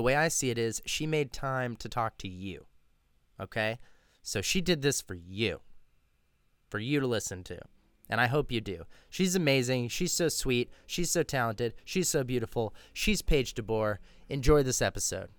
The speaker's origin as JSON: {"language": "English", "town": "Austin", "region": "Texas", "country": "United States", "tie": "born or raised there", "moved": "as an adult", "said": "I've come back to Austin where I'm from. You know, this is my hometown. Mm-hmm. I didn't move here until I was probably 7 or 8, but, you know, significant childhood"}